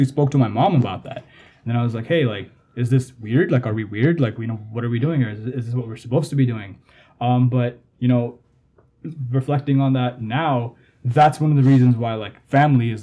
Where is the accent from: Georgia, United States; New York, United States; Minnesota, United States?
New York, United States; New York City; also born or lived in Bangladesh; Born in Bangladesh, raised in New York, raised in Jamaica, Queens.